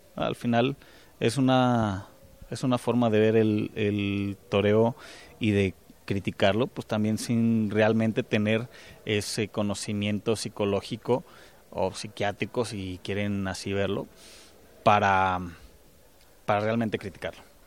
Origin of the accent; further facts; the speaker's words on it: Teocaltiche, Jalisco, Mexico; yo con lo que estoy viviendo en mi pueblo, en Teocaltiche